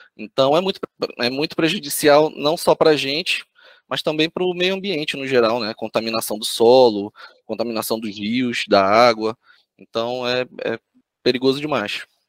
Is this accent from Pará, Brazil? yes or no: yes; Belém, Pará, Brazil; moved away as an adult; now in Florianópolis, Brazil; fiz a minha graduação lá em Belém do Pará, minha cidade natal